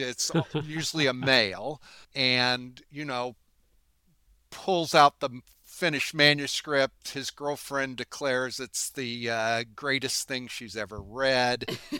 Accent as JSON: {"language": "English", "town": "Terre Haute", "region": "Indiana", "country": "United States", "tie": "born or raised there", "said": "I grew up in Terre Haute, Indiana, which is a union's town, coal mining town, or was, which began to decline after World War II."}